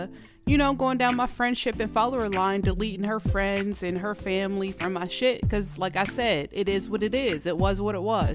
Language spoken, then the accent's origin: English; Georgia, United States; moved away as an adult; now in Minnesota, United States; I'm from Georgia, all right? I went to elementary, middle school, high school, and college in Georgia, all in Georgia